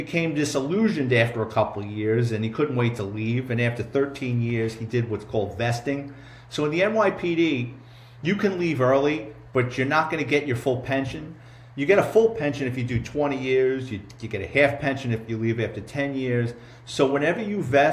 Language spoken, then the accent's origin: English; New York City, New York, United States; myself and my brother growing up in the Bronx